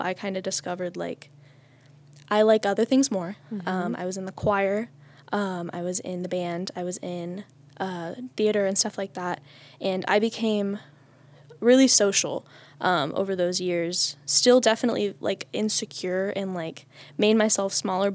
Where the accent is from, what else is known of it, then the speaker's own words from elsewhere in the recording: Mogadore, Ohio, United States; I grew up in the village of Mogador, which is this little place like right outside of Akron